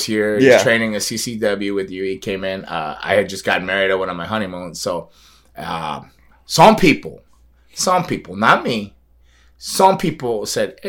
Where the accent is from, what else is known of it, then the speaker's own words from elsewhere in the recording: South Florida, United States; I was born here in South Florida, but I was sent away every summer to like the Carolinas